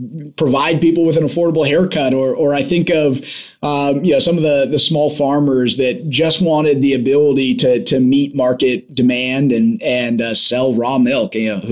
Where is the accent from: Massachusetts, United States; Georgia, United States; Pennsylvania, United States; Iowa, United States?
Iowa, United States; at age 18, just as an Iowan